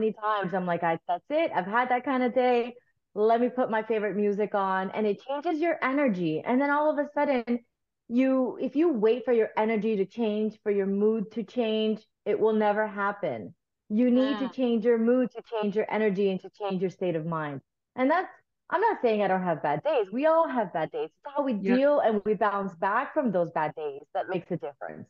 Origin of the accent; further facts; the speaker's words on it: South Florida, United States; also born or lived in Nicaragua; I'm a South Florida girl. I grew up in South Florida. We immigrated here from Nicaragua when I was like 6 or 7.